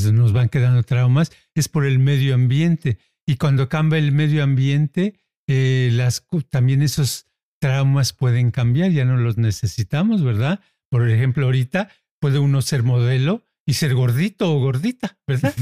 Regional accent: Mexico; now in United States; los que somos mexicanos, está uno haciendo un micro México en donde está

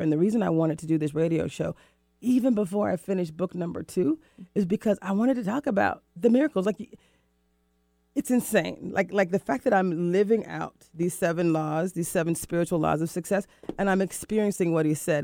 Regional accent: Florida, United States; moved away as an adult; also born or lived in Mexico / Rio de Janeiro, Brazil; now in Seattle, United States; I moved from the East Coast, from Florida, mm-hmm. to Seattle, to the Pacific Northwest

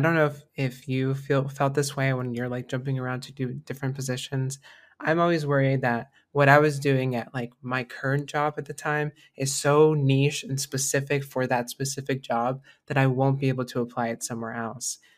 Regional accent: United States; growing up in America

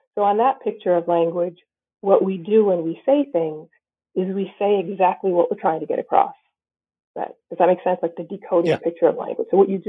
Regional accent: New Bedford, Massachusetts, United States; born or raised there

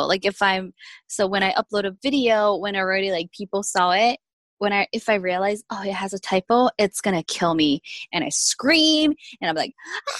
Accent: South Korea; English is a second language; moved away; I was born and raised in South Korea

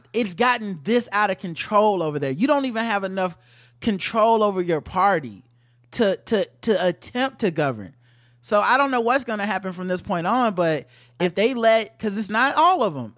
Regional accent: United States; as an American, black American

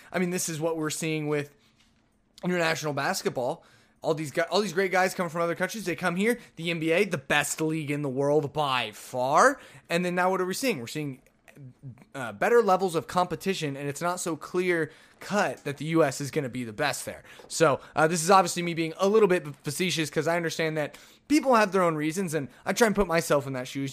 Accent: Oklahoma, United States; I'm from Oklahoma

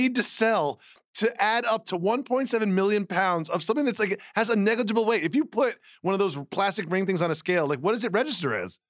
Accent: Amherst, Massachusetts, United States; moved away; I'm from Amherst, Massachusetts.

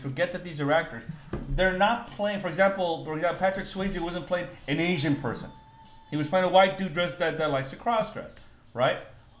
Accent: Guatemala; now in United States; If you're from Mexico and I'm from Guatemala, why would I be talking to you in bad English?

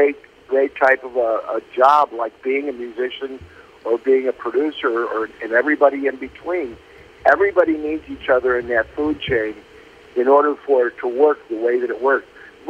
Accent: Chicago, Illinois, United States; I was in Chicago and grew up as a big, big sports fan.

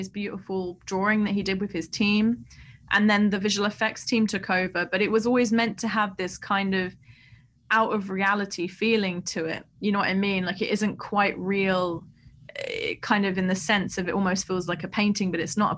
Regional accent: London, United Kingdom; I grew up in Southeast London

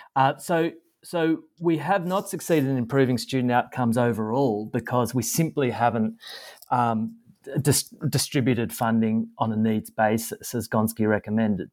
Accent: Australia

